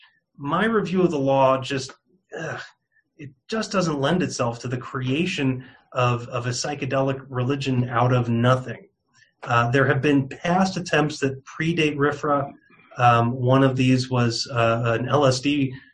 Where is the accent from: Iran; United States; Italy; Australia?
United States; New York; moved away as an adult; also born or lived in California / Raleigh, North Carolina; now in Arizona, United States; I'm born and raised in New York, just outside of New York City